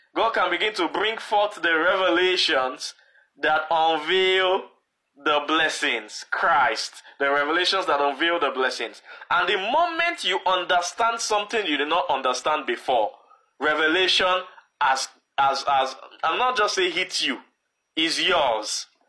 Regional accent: Edo, Nigeria; I'm originally from Edo State

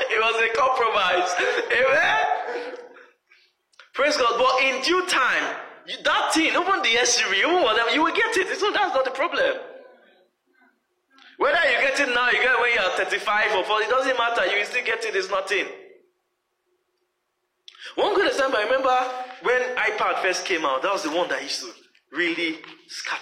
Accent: Nigeria; moved away as an adult; when I was coming from Nigeria

